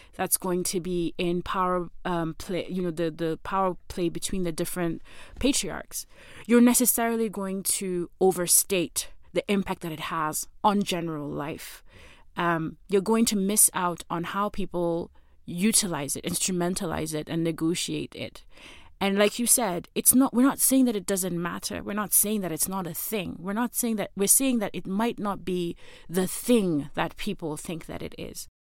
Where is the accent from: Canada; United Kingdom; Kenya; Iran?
Kenya; as a Kenyan citizen